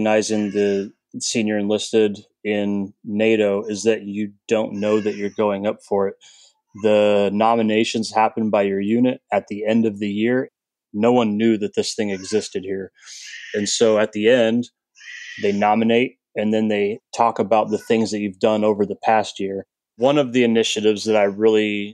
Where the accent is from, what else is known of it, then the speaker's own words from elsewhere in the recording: Coeur d'Alene, Idaho, United States; moved away as an adult; I am from Coeur d'Alene, Idaho, a little place up in the Northwest. It's where I joined the Army from.